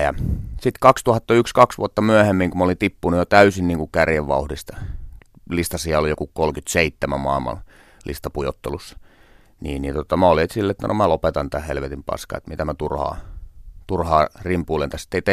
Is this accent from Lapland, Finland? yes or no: yes; Tornio, Lapland, Finland; moved away; mä käyn tornios kotipuolessa